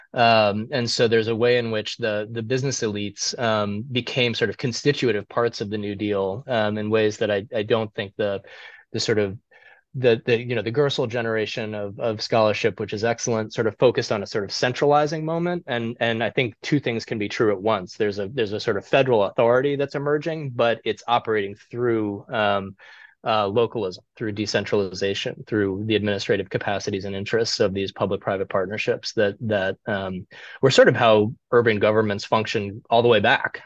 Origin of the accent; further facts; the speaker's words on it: Cleveland, Ohio, United States; I I grew up in Cleveland